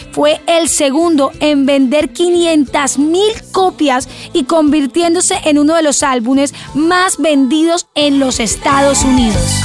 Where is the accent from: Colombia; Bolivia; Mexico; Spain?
Colombia; soy de Colombia